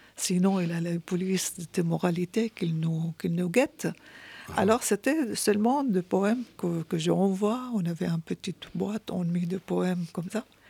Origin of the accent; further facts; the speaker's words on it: Syria; French is a second language; moved away as an adult; now in France